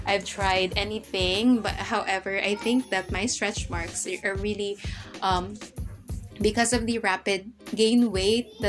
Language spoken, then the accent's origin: English; Philippines; I'm a Filipino